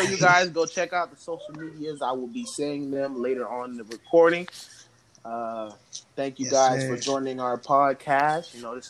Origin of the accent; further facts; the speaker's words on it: Florida, United States; I was born in Florida